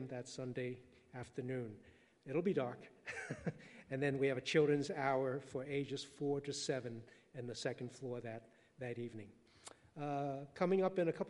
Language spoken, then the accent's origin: English; New York City, New York, United States; English is a second language; I was born and raised in Manhattan, but I didn't speak English until 7